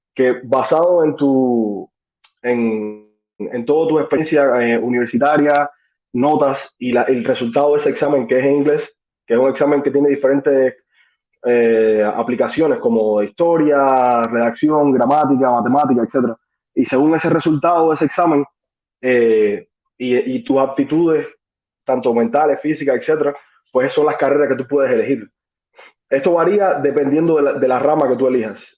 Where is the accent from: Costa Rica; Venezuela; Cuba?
Cuba; moved away as an adult; now in United States; yo llegué en 2013 de Cuba. Eh, estudié medicina, eh, estaba estudiando medicina en Cuba